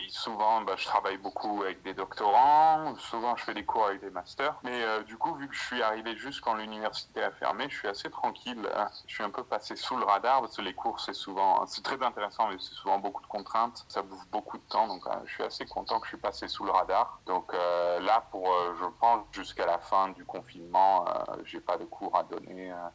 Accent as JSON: {"language": "French", "region": "Occitania", "country": "France", "also_born_or_lived": "Ireland / Australia / England", "lives_now": "Sheffield, United Kingdom", "said": "Je suis du, euh, je suis du Gard près de Nîmes, en France. Et là, euh, j'ai pas mal, euh, j'ai habité euh, en Irlande, en Australie, en d'autres en Angleterre."}